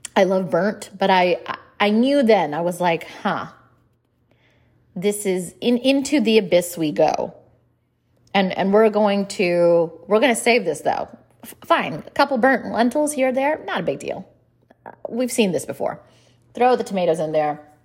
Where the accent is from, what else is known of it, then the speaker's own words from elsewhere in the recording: India; I'm Indian